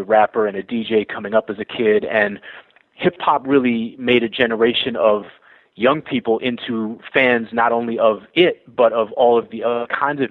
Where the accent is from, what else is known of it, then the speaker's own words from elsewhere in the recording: Boston, Massachusetts, United States; moved away; also born or lived in New York; Growing up in Boston in the 80s and the early 90s